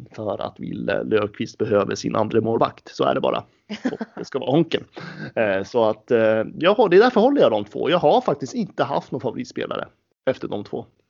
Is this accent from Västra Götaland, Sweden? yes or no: no; Gävle, Gävleborg County, Sweden; som liten knatte i Brynäs ungdom eh, på den goda tiden så var det faktiskt en ganska kort period då jag spelade med Emil Molin